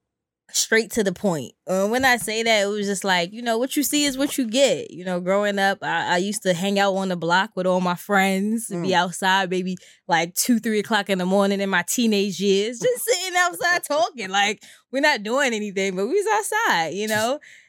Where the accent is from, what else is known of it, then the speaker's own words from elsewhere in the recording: New York City, New York, United States; moved away as an adult; now in Baltimore, United States; I am from Brooklyn, New York.